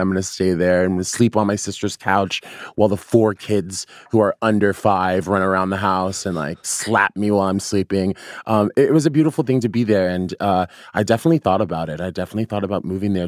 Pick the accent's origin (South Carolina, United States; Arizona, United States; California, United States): Arizona, United States; now in New York, United States; I grew up in like in Arizona and like a predominantly white high school.